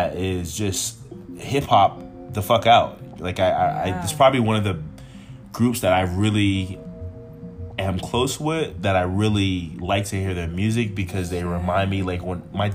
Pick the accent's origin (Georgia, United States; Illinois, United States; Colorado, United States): Georgia, United States; Atlanta; I grew up on the Southside